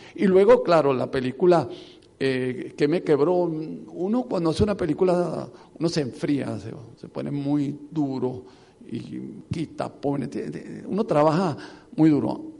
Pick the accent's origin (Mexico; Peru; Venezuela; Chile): Venezuela